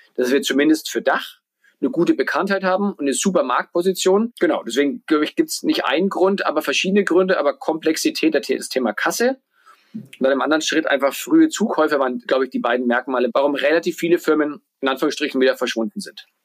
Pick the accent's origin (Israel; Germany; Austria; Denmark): Germany; Bamberg, Bavaria; also born or lived in New York / Berlin; now in Lisbon, Portugal; komme gebürtig aus Bamberg, aus Franken